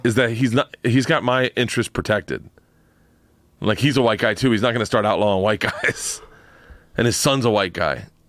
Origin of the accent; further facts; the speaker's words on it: Florida, United States; I grew up in Florida.